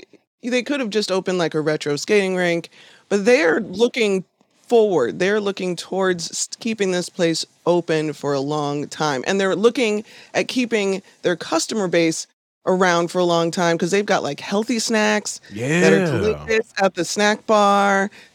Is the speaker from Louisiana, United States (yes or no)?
no; Chicago, Illinois, United States; When I was a little kid, growing up on the South Side, my mom's boyfriend used to work security at a place called The Rink on 87th Street.